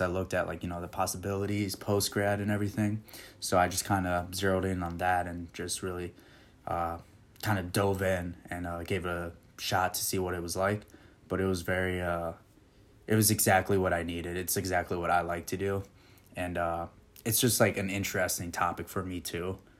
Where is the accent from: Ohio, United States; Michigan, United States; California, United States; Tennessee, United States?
Michigan, United States; Okemos; moved away as an adult; also born or lived in Puerto Rico; now in Nashville, United States; I was originally born and raised in Puerto Rico, and then moved over to Okemos, Michigan when I was little